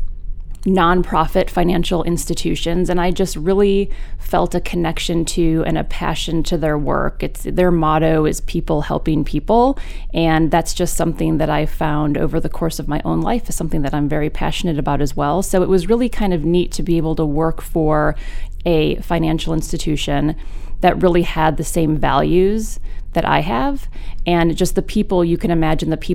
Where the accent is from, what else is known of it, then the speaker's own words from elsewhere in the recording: Chicago, Illinois, United States; moved away as an adult; also born or lived in Maine; now in Portland, Maine, United States; I grew up outside of Chicago in the suburbs, spent my whole childhood there